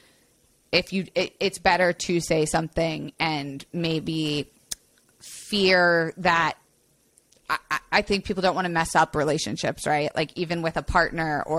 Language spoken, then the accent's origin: English; Florida, United States; I grew up in Florida.